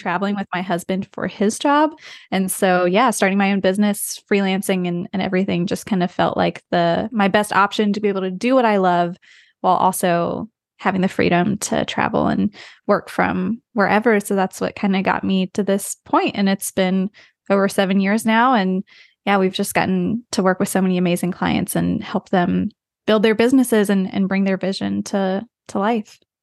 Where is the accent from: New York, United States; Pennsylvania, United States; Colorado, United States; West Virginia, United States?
West Virginia, United States; moved away; I grew up in the U S, even though we travel a lot. I'm from the U S. I'm from West Virginia, so very rural